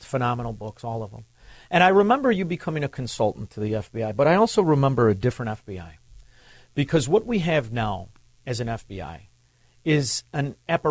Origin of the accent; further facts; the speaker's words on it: Chicago, Illinois, United States; I'm from Chicago